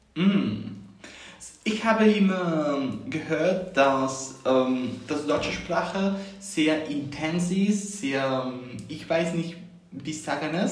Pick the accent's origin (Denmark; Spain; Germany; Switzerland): Spain; Barcelona, Catalonia; first language Spanish; German is a second language; ich komme aus Barcelona und ich bin 19 Jahre alt.